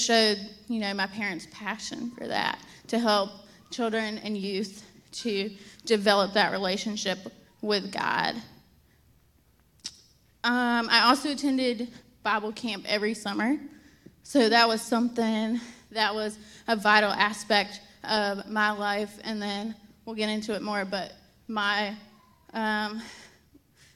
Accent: Statesville, North Carolina, United States; also born or lived in Nashville, Tennessee; So I grew up in Statesville, about 45 minutes from here. I lived in Statesville my whole life until I went off to college.

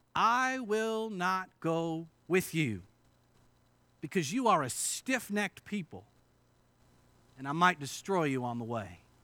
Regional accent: Indiana, United States; moved away; I grew up in Indiana, and this is the first time, uh, since high school that I've been invited to preach at a church in Indiana

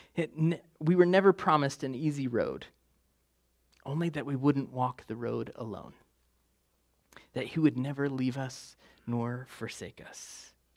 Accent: West Virginia, United States; I'm from West Virginia

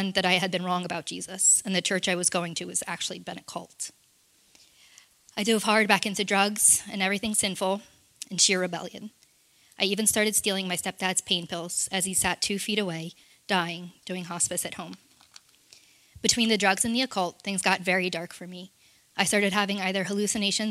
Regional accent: Orlando, Florida, United States; I was born in Orlando, Florida.

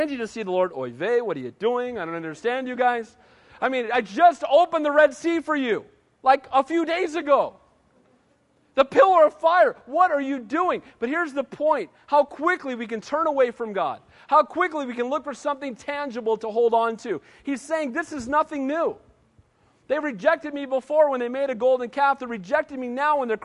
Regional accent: United States; I'm an American, and I love being an American. I'm blessed to live in this country.

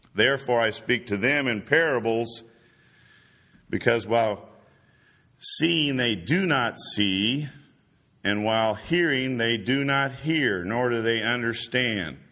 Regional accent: Indiana, United States; also born or lived in Florida; now in Chattanooga, United States; we're both from Indiana

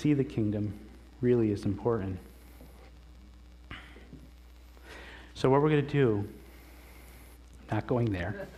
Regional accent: the Adirondacks, New York, United States; I grew up in the Adirondacks, and there was a lake by our house

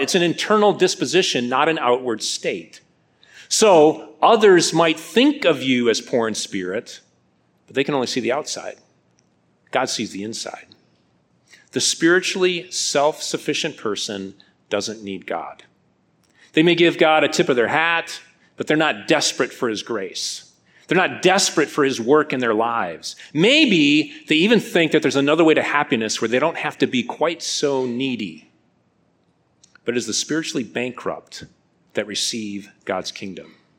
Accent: Midwest, United States; moved away as an adult; also born or lived in North Carolina; I'm a Midwestern boy

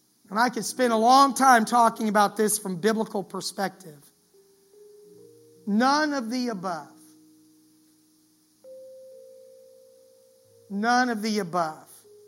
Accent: Florida, United States; I grew up in Florida

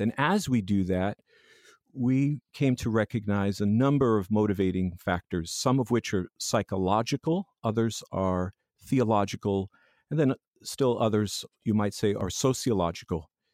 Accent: Long Island, New York, United States; born and raised in Long Island, New York

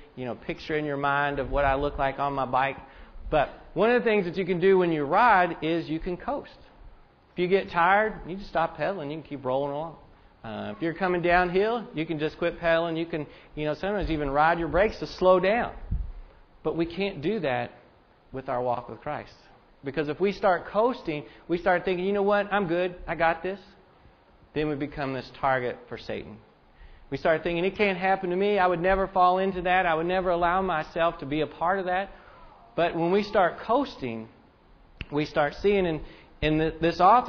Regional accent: Indiana, United States; I am from Indiana. I root for the Hoosiers

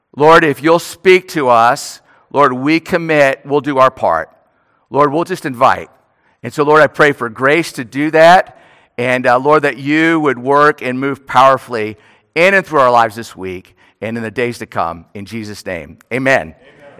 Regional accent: New Orleans, Louisiana, United States; moved away; I'm from New Orleans

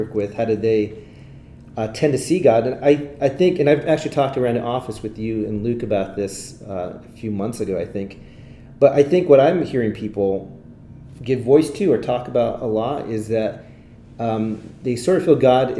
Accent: Italy; English is a second language; I grew up overseas, and I think if you listen to episode 3 or 4, you'd get more of my bio, but I grew up in Italy. My parents were missionaries there

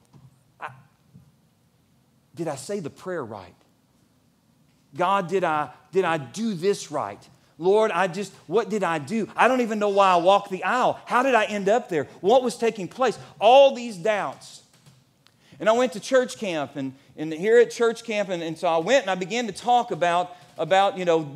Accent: Elizabethtown, Kentucky, United States; When I grew up here in Elizabethtown

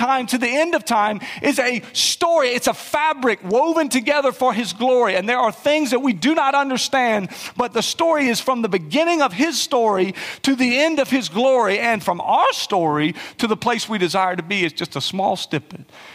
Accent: South Carolina, United States; I'm from South Carolina

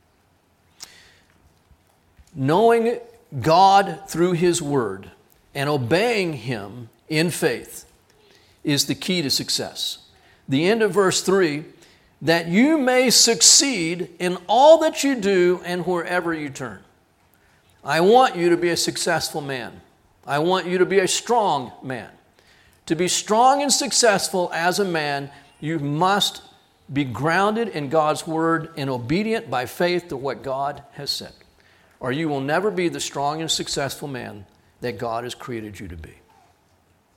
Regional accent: Corpus Christi, Texas, United States; we grew up down in Corpus

